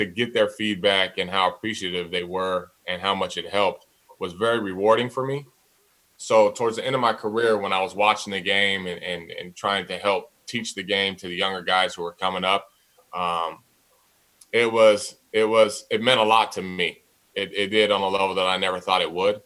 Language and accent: English; San Diego, California, United States; I'm from San Diego, born and raised here.